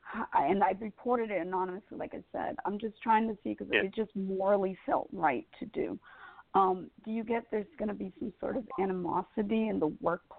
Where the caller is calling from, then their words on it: Georgia, United States; From Georgia.